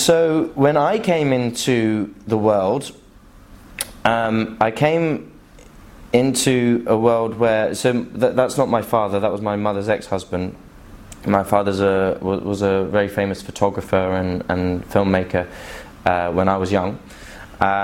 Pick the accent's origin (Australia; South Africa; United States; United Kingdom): United Kingdom; now in Dubai, United Arab Emirates